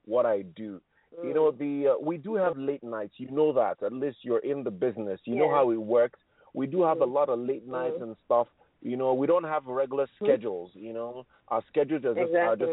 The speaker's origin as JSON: {"language": "English", "country": "Nigeria", "said": "I am Nigerian"}